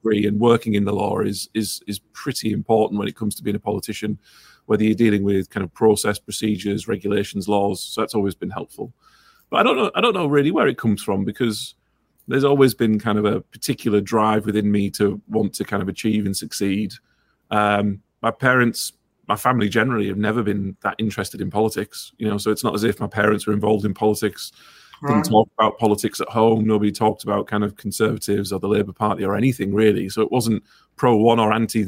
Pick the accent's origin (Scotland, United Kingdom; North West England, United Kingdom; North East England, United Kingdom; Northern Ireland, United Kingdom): North East England, United Kingdom; Ingleby Barwick; I grew up in Ingleby, Barwick